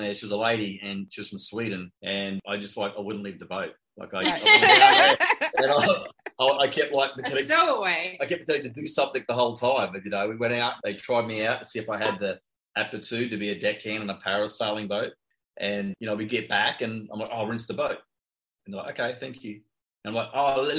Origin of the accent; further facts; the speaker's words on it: Queensland outback, Australia; also born or lived in Townsville, Australia; now in Palm Beach Gardens, United States; All the way down in Australia. I grew up in the outback.